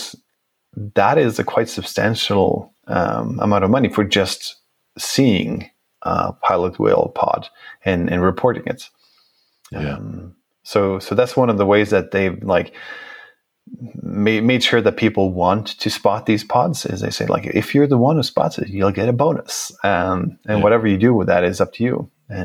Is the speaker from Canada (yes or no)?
no; Norway; I come from Norway